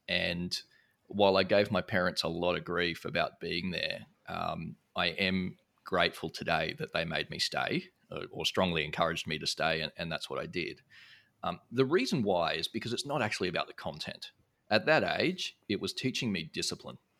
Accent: Brisbane, Queensland, Australia; moved away as an adult; now in Singapore; I grew up in Brisbane, Australia

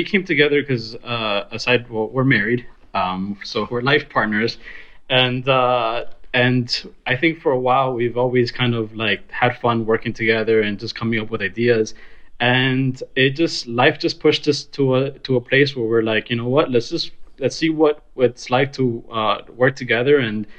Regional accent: Miami, Florida, United States; moved away as an adult; now in New York City, United States; We're originally from Miami

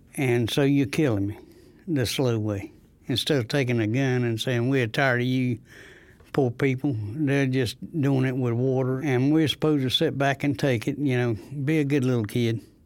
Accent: Rosewood, North Carolina, United States; I'm from Rosewood, next to Goldsboro.

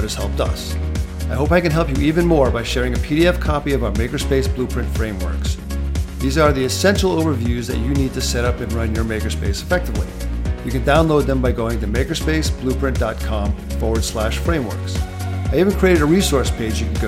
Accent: Rhode Island, United States; also born or lived in Texas; now in Southern California, United States; I grew up in Rhode Island, went to college in Texas at the University of Texas at Austin and Arlington, and now reside in Southern California

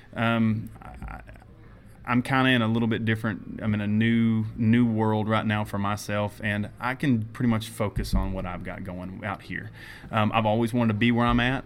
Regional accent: Lake Fork, Texas, United States; I grew up on Lake Fork

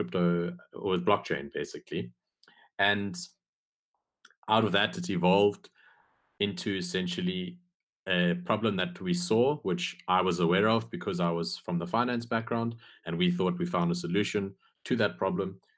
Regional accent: South Africa; I'm actually from South Africa. In fact, I'm South African

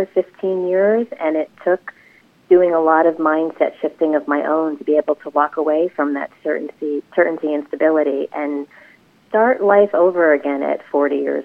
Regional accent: New Jersey, United States; also born or lived in Los Angeles; I came back home to New Jersey

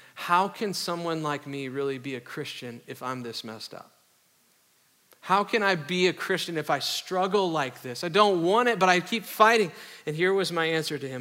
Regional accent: the North, United States; I grew up in the North

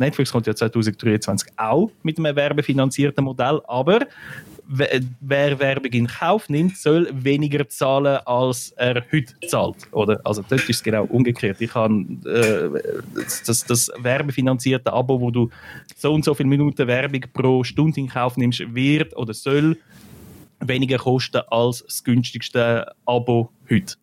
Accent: Switzerland; bei uns in der Schweiz

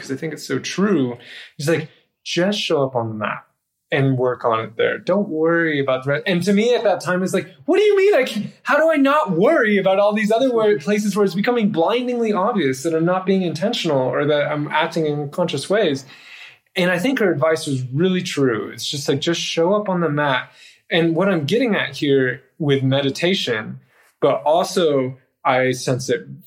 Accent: United States

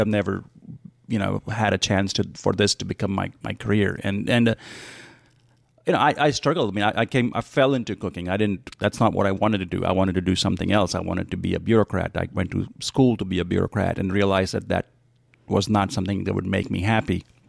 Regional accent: United States; But I mean, it's a very personal story, right? I mean, it's a book about me growing up as you know, as an American and as a chef, learning how to do both at the same time.

